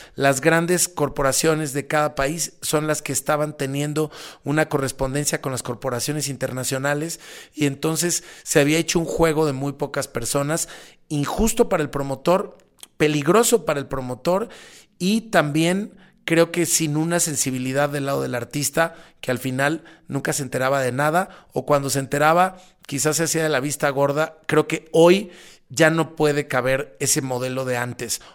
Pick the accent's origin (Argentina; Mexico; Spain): Mexico; en mi país, ¿no? En México